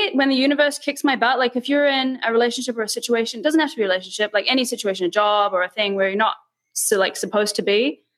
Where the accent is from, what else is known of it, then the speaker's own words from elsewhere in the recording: New Zealand; moved away as an adult; also born or lived in Thailand; now in Mexico; I was born in New Zealand.